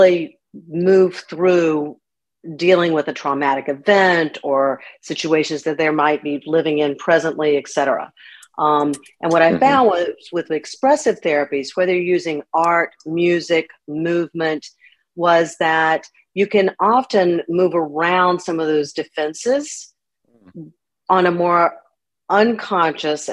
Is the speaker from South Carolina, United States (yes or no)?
no; Winston-Salem, North Carolina, United States; moved away as an adult; also born or lived in Massachusetts; I actually grew up in Winston-Salem, and I've just been back here a little over 3 years. So I'm glad to be back in my hometown.